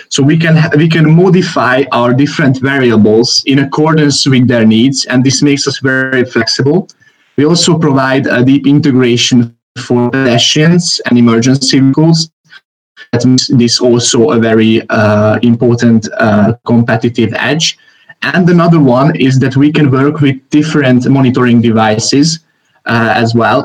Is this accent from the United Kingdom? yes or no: no; Hungary; I am from Hungary.